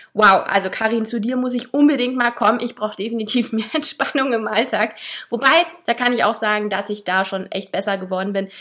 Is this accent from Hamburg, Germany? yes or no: yes; Hamburg, Germany; meine Heimatstadt